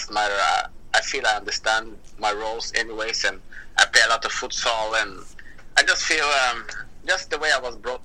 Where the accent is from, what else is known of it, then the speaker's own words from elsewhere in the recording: Moss, Østfold, Norway; I grew up in Moss.